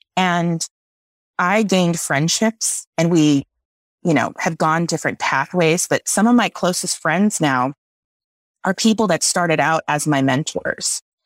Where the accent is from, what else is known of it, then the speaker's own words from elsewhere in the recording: South Texas, United States; I grew up in South Texas